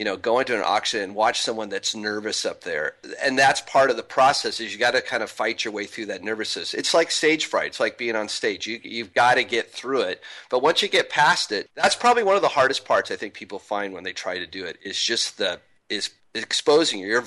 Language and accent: English; Spokane, Washington, United States; moved away; I'm from Spokane originally